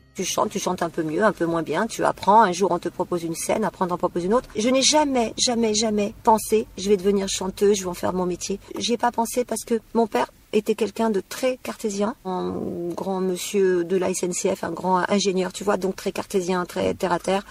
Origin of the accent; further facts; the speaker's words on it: Méru, Hauts-de-France, France; now in Bourg-en-Bresse area, France; je suis née en Picardie, alors dans un super petit village tout pourri qui s'appelle Méru